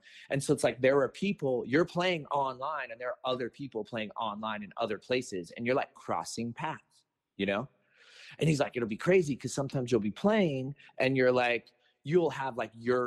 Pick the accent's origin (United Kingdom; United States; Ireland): United States; Los Angeles, California; growing up in Venice